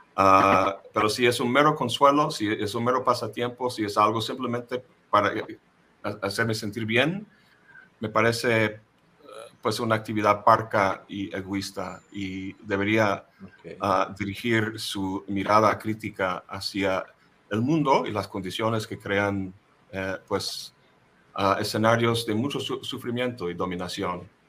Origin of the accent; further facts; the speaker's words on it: United States; first language English; Spanish is a second language; moved away as an adult; also born or lived in Boston; now in Xalapa, Mexico; yo nací en el imperio, ah, mi lengua materna es el inglés